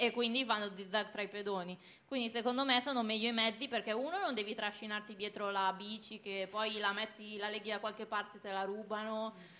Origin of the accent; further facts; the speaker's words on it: Busto Arsizio, Lombardy, Italy; vengo da Busto Arsizio, la ridente